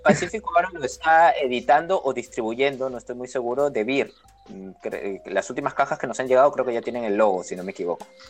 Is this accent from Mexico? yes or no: no; Peru; yo soy de Perú, yo vivo en Lima